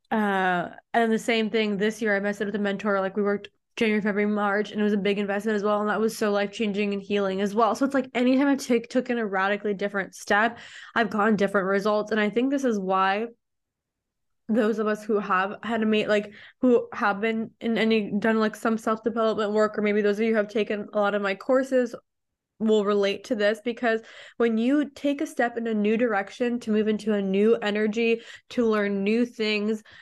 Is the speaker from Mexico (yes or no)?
yes; Mexico; I'm already from Mexico. And I was like, I'm going back to Mexico, right?